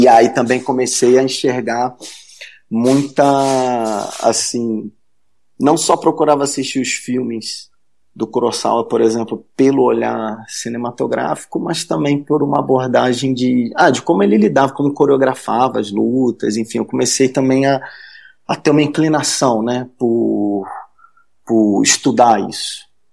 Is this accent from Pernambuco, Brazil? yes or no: no; Rio de Janeiro, Brazil; moved away; eu sou carioca, né? Eu morava no Rio na época